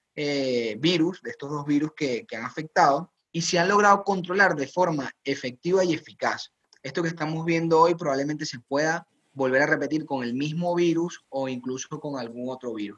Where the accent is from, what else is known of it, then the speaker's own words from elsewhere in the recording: Venezuela; moved away as an adult; now in Spain; Como médico venezolano, crecí en una estructura eh, sanitaria bastante precaria